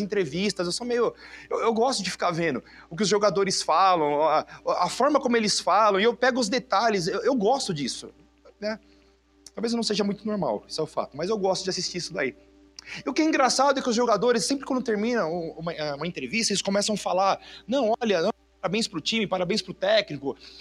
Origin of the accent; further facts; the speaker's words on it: Brazil; Eu sou brasileiro